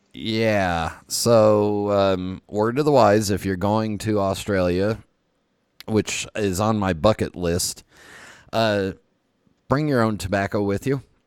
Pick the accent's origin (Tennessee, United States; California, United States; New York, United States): California, United States; moved away; also born or lived in East Coast; I grew up in California where flip flops were thongs